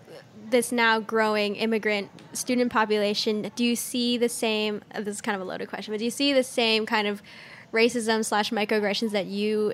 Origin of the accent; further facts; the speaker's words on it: Newport Beach, California, United States; I grew up in Newport, which is next to Irvine.